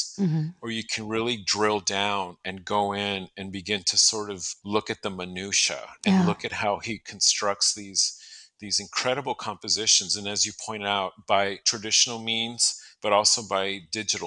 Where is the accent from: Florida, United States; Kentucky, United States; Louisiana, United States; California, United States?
California, United States; San Diego; now in Phoenix, United States; I grew up in San Diego